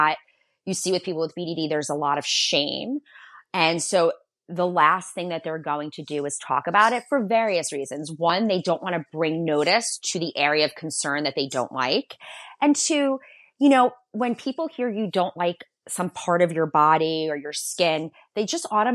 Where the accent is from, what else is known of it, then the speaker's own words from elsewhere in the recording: Long Island, New York, United States; I'm from Long Island. I'm from New York